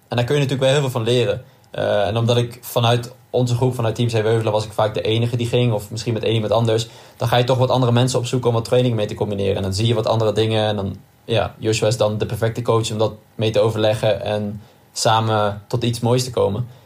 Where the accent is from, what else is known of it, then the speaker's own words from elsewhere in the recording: Nijmegen, Gelderland, Netherlands; Als Nijmegenaar